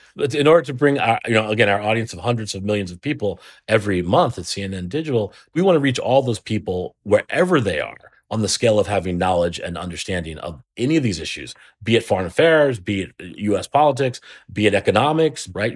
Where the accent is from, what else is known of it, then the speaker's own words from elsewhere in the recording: Trenton, New Jersey, United States; I'm from Trenton